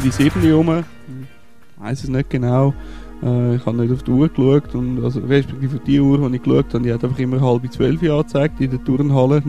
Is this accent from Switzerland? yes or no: yes; Switzerland; sind wir als Schweizer